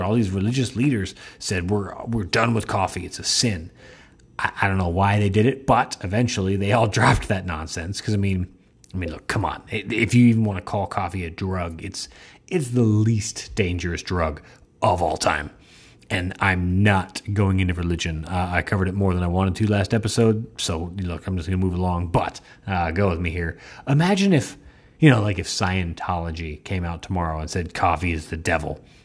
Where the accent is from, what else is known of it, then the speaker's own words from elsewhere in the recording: United States; I realized how spoiled I am as an American